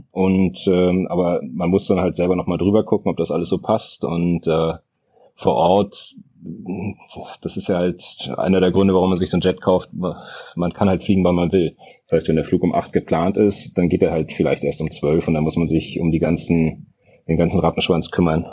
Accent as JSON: {"language": "German", "region": "Berlin", "country": "Germany", "said": "ich bin Berliner."}